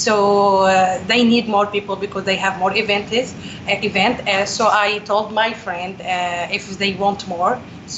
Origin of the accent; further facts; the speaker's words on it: Homs, Homs Governorate, Syria; English is a second language; moved away as an adult; now in United States; I'm from Syria.